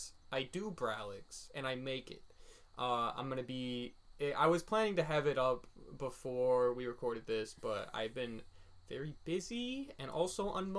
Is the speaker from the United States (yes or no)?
yes; Kalamazoo, Michigan, United States; we're from Kalamazoo.